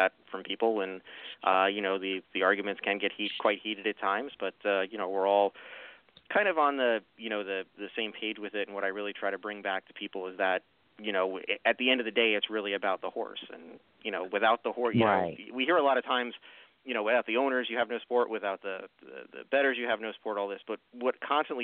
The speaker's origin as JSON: {"language": "English", "area": "Long Island", "region": "New York", "country": "United States", "moved": "yes", "lives_now": "Lancaster, Pennsylvania, United States", "said": "I'm from New York originally and was from Long Island, New York"}